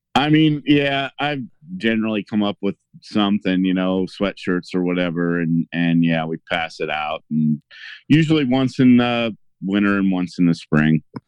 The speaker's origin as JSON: {"language": "English", "region": "Illinois", "country": "United States", "said": "I'm from Illinois, but I'm close enough to Missouri"}